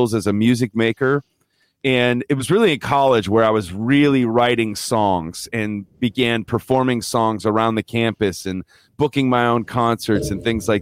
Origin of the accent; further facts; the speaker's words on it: Downers Grove, Illinois, United States; I grew up in the suburbs of Chicago, Illinois, Downers Grove, Illinois